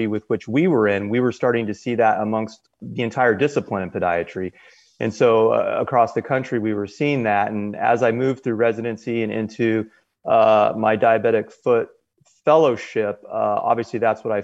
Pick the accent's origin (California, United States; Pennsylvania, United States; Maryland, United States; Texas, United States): California, United States; Southern; I was born and raised in Southern California